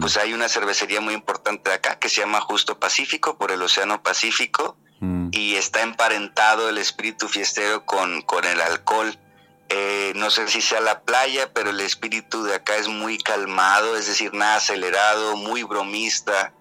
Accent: Mazatlán, Sinaloa, Mexico; yo soy de Mazatlán, Mazatlán es al sur de Sinaloa, es costa

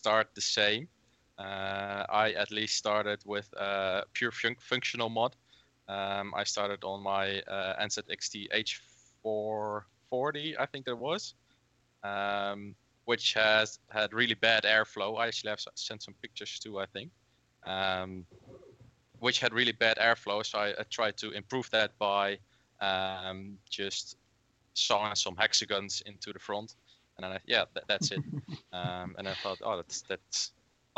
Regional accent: Netherlands; I'm from the Netherlands.

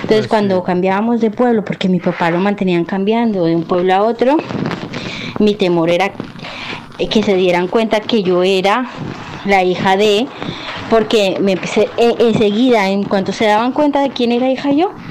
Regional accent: Llanos Orientales, Colombia; moved away; also born or lived in Cali, Colombia; cuando yo era pequeña, aunque yo nací en Cali, vivimos en los llanos eh, mucho tiempo, ¿vale? Desde mis cinco años o cuatro, hasta que yo cumplí 12.

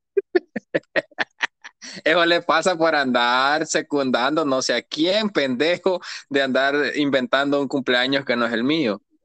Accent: San José Guayabal, Cuscatlán, El Salvador; moved away; si yo soy de allá, maje, de San José Guayabal soy yo

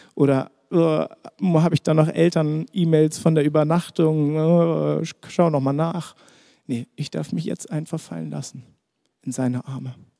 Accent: Germany; für uns als Deutsche

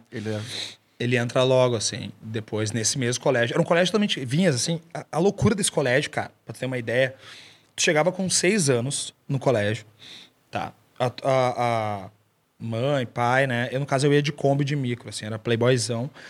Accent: Porto Alegre, Rio Grande do Sul, Brazil; nasci em Porto Alegre. Uh, nasci no Moinhos. Dez e pouco da noite. Ah, tem uma. Ah, velho. Ah, tem uma curiosidade muito foda. A única vez que nevou em Porto Alegre foi quando eu nasci.

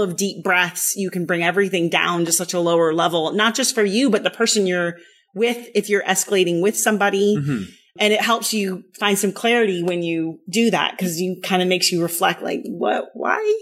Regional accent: the Bay Area, California, United States; also born or lived in Berlin, Germany; My father got stationed here in the mid 80s. So I was still little

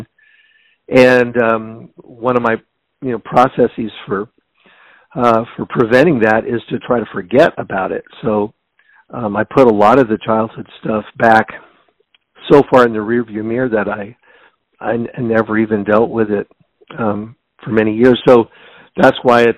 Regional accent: Seattle, Washington, United States; I was born and raised in Seattle, Washington

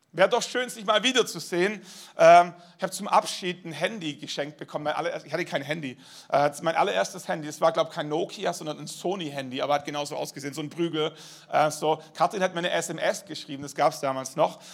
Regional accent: Baden-Württemberg, Germany; bin in Baden-Württemberg aufgewachsen

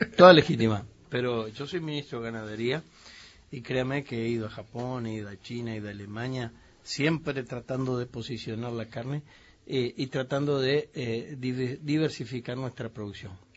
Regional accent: Uruguay; los uruguayos pensamos

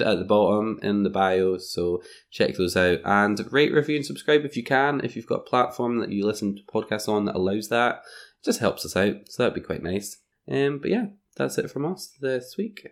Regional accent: Scotland, United Kingdom; I'm on holiday from Scotland

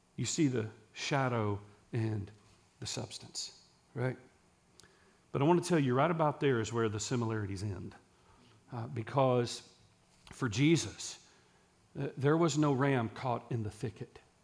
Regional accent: Texas, United States; I'm from Case in Texas.

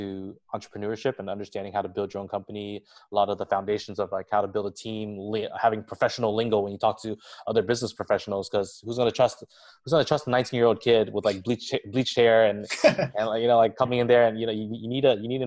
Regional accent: Westminster, California, United States; I was born and raised in the Little Saigon area, Orange County

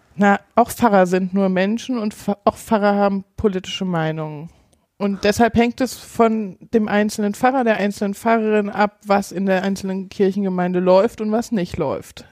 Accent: Giessen, Hesse, Germany; moved away as an adult; now in Bautzen, Germany; Mein Nest ist Gießen

